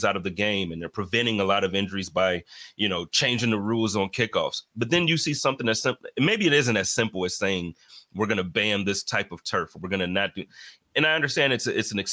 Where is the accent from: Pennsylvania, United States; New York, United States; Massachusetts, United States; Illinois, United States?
New York, United States; Buffalo; my hometown team